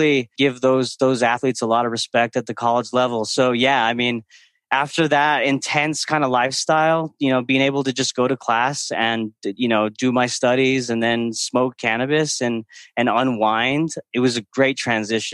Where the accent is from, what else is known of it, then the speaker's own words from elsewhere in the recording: Belen, New Mexico, United States; moved away as an adult; also born or lived in Pennsylvania; grew up in the land of enchantment, New Mexico, 30 minutes outside of Albuquerque, a town called Belen